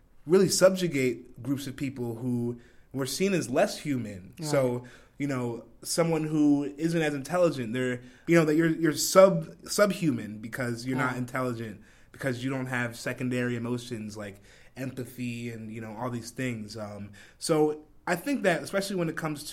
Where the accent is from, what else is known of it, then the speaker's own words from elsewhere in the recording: New Jersey, United States; Where I grew up in South Jersey.